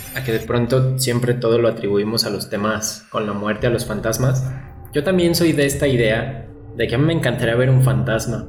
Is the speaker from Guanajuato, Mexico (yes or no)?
yes; León, Guanajuato, Mexico; aquí en, en León, creo que no lo habíamos mencionado, somos de León, Guanajuato